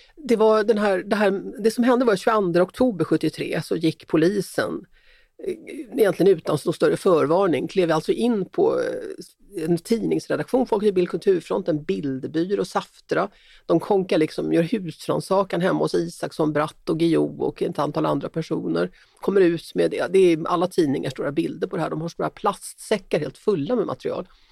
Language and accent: Swedish; Sweden; som svensk